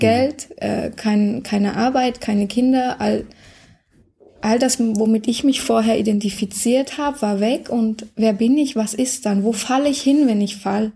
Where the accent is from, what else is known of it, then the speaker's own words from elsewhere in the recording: Germany; ich bin aufgewachsen in der DDR, hm, okay. die ersten zwölf Jahre